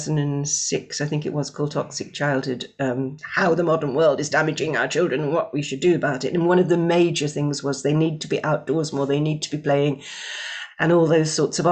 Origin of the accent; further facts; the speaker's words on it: Scotland, United Kingdom; my home country of Scotland